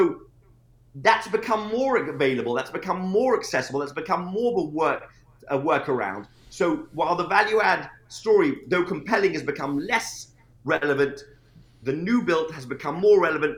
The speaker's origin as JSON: {"language": "English", "town": "Norfolk", "region": "Virginia", "country": "United States", "said": "I'm from Norfolk, Virginia, and I was flying from New York."}